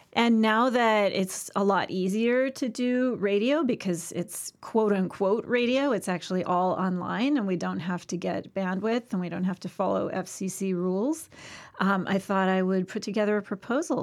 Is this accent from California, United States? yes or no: yes; Santa Barbara, California, United States; In Santa Barbara